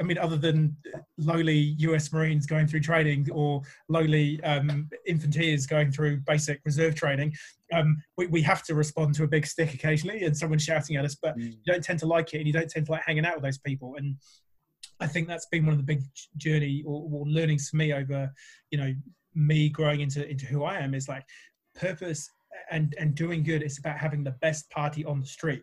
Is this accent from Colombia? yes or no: no; England, United Kingdom; moved away; coming from the UK originally and, you know, I'm English, I'm bloody English, I am.